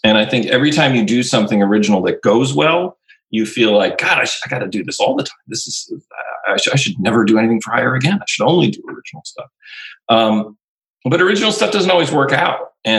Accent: rural Wisconsin, United States; I grew up in Wisconsin in the 60s and 70s. I was born in the 60s, really grew up in the 70s in rural Wisconsin. I went to a Catholic school until I was 12 or 13.

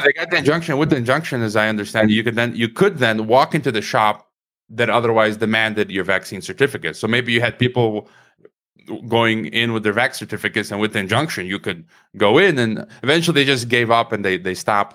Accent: Chicago, Illinois, United States; moved away as an adult; also born or lived in Croatia; now in Mexico; I was born in Chicago, so I'm a Chicagoan

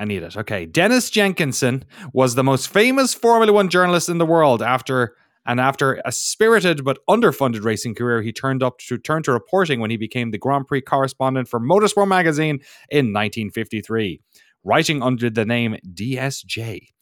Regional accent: Ireland; accent: Irish; moved away as an adult; now in United States; my Irish accent

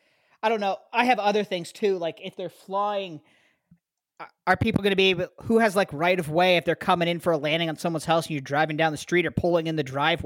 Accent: Canada; now in Ohio, United States; I'm Canadian.

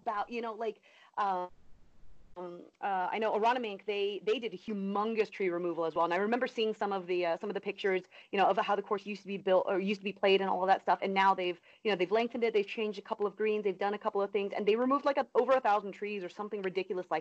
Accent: California, United States; now in Florida, United States; where I grew up in California

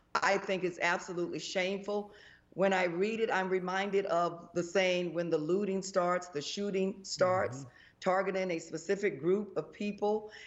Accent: Jacksonville, Florida, United States; also born or lived in Tallahassee, Florida / Orlando, Florida; I was born and raised in Jacksonville

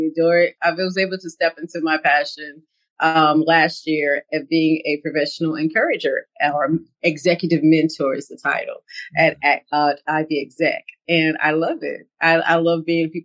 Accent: Mount Olive, North Carolina, United States; I'm from Mount Olive, North Carolina

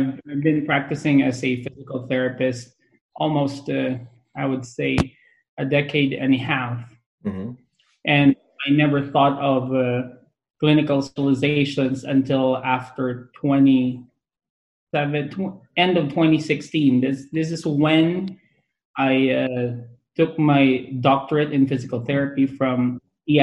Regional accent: Lingayen, Pangasinan, Philippines; moved away as an adult; now in California, United States; I am a true-blooded Provinciano from Lingen, Pangasinan. So I was born in Lingen, Pangasinan in the Philippines.

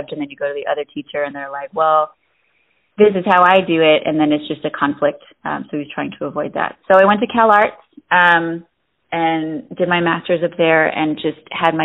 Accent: Detroit, Michigan, United States; now in Los Angeles, United States; Born and raised in Metro Detroit

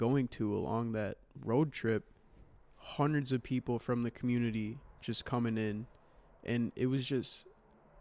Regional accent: Kenosha, Wisconsin, United States; there's no way this just happened in my hometown

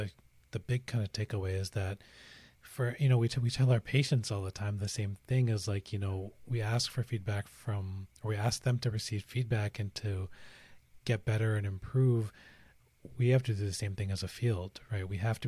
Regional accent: Pakistan; we're both Pakistani Muslims.

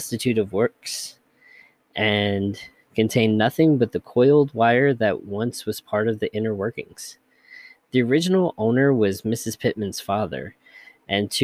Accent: United States; accent: Georgia-Kentucky hybrid; also born or lived in Georgia / Kentucky; a Georgia-Kentucky hybrid, whatever my accent is

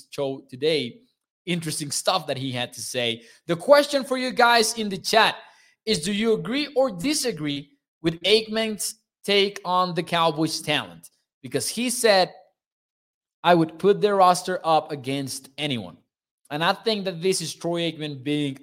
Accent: Mexico; I'm from Mexico

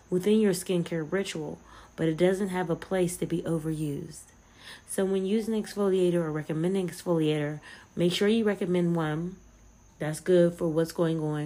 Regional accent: United States; As an American

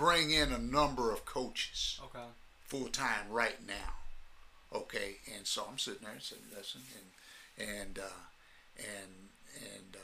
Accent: Iowa City, Iowa, United States; moved away as an adult; also born or lived in Houston, Texas; I moved from the University of Houston to the University of Iowa, back to my hometown

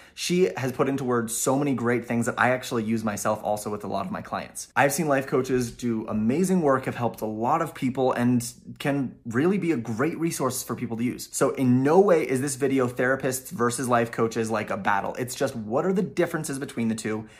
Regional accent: Utah, United States; my home state of Utah

